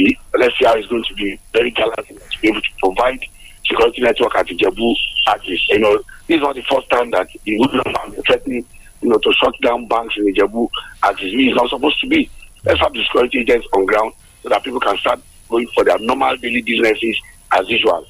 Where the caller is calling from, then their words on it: Abeokuta, Ogun State, Nigeria; I'm originally calling from the People's Parliament in Lemme in Abeokuta.